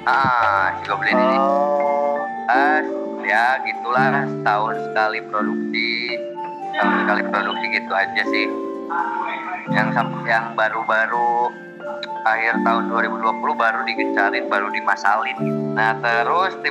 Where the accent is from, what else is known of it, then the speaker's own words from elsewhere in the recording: Bandung, West Java, Indonesia; born there; saya lahir di Bandung